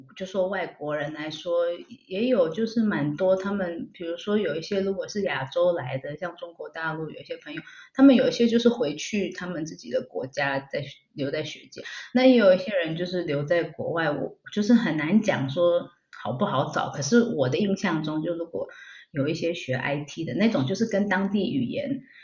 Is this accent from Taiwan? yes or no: yes; Taiwan; moved away as an adult; also born or lived in Finland / Denmark; now in Switzerland; 我回台湾把那个大学学业完成之后，我后来又申请回去芬兰同一个地方读硕士